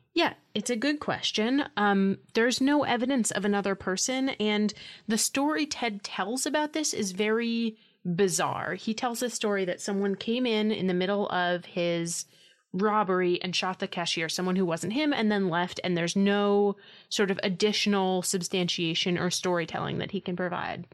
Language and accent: English; New York City, New York, United States; born or raised there